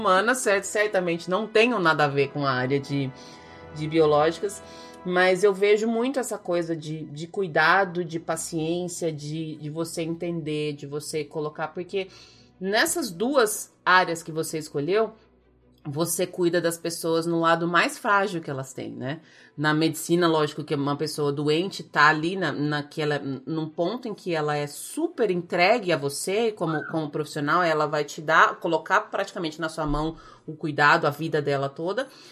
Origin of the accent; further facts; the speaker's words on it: Brazil; moved away; minha vida aqui como brasileira sofredora imigrante